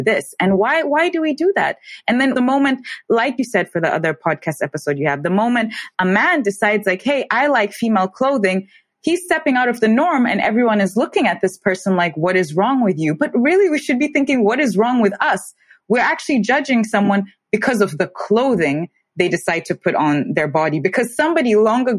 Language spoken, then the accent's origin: English; Tanzania; now in Germany; growing up in Tanzania, I never faced any form of racism or discrimination